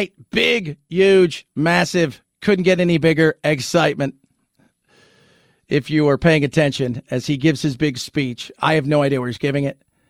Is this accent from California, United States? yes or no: yes; Los Angeles, California, United States; moved away as an adult; also born or lived in London; I grew up in Los Angeles, born and raised there. Then I lived in London off and on for a decade.